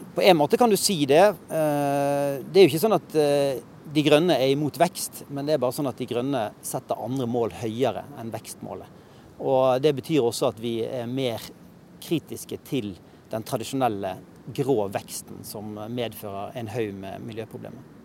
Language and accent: Norwegian; Bergen, Vestland, Norway; moved away as an adult; now in Oslo, Norway; jeg flyttet fra Bergen